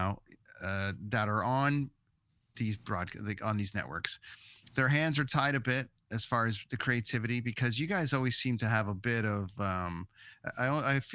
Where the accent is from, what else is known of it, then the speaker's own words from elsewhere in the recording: Ontario, Canada; growing up in Ontario